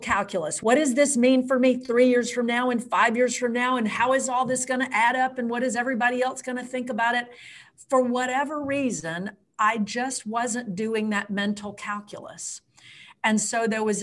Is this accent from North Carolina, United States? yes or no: no; Nashville, Tennessee, United States; moved away; also born or lived in Virginia; I was raised in Nashville